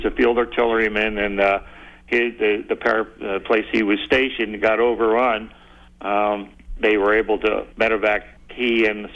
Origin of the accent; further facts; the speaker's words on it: New Jersey, United States; moved away as an adult; also born or lived in Detroit, Michigan; now in South Carolina, United States; I'm from New Jersey. That's where I grew up. Went to high school and all of that.